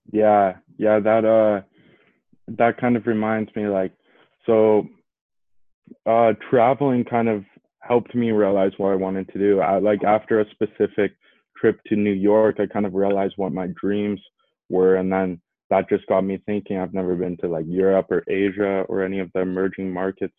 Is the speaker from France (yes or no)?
no; Edmonton, Alberta, Canada; my hometown, like here in Edmonton